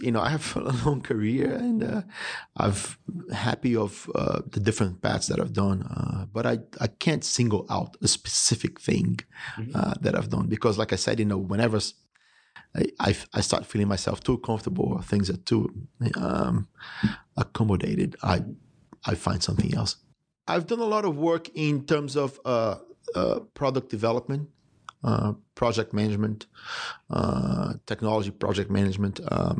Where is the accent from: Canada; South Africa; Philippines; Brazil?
Brazil; born there; also born or lived in United States / United Kingdom; I was born in Brazil. I went to school in the US and I've lived a significant part of my adult life in the United Kingdom.